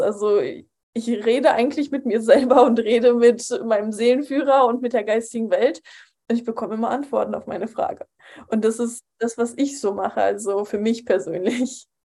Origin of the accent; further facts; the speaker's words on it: Poland; moved away; ich bin in Polen aufgewachsen, in einem katholischen Land